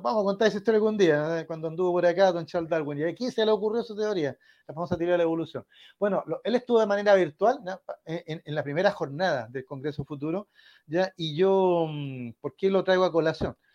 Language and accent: Spanish; Chile; somos chilenos